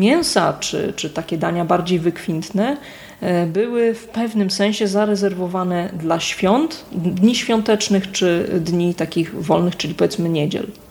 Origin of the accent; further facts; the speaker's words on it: Kwidzyn, Pomeranian Voivodeship, Poland; Pochodzę z Kwidzyna, właściwie można powiedzieć cały czas mieszkam w jednym miejscu, przy tej samej ulicy